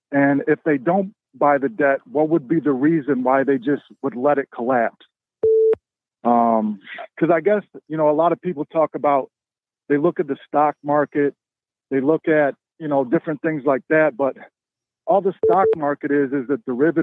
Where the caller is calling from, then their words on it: Syracuse, New York, United States; I'm calling from Syracuse, New York